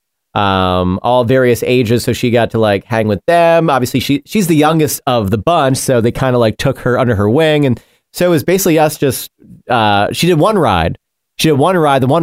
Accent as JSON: {"language": "English", "region": "New York", "country": "United States", "tie": "born or raised there", "moved": "yes", "said": "I grew up in New York"}